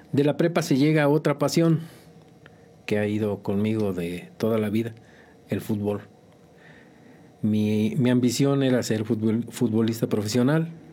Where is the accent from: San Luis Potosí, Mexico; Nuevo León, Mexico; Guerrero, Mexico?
San Luis Potosí, Mexico; Tamazunchale; moved away as an adult; also born or lived in Tampico, Tamaulipas / Hualulco, San Luis Potosí; Soy originario de Tamazunchale, San Luis Potosí, de la Huasteca Potosina. Y pues ahí pasé algunos años de mi vida